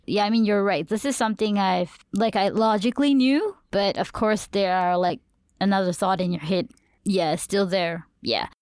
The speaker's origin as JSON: {"language": "English", "country": "Malaysia", "accent": "Malaysian", "said": "I'll speak full-blown in my Malaysian accent"}